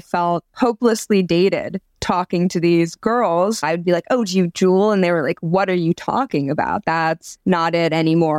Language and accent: English; New York, United States; I'm from New York